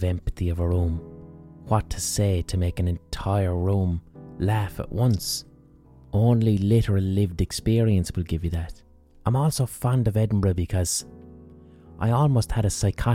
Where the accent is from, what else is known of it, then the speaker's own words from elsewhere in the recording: Limerick, Munster, Ireland; in Limerick, in my own city